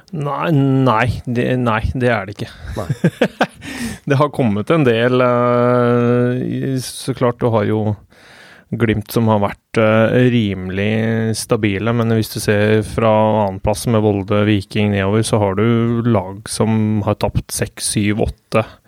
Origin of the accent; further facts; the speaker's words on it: Hamar, Innlandet, Norway; jeg er fra Hamar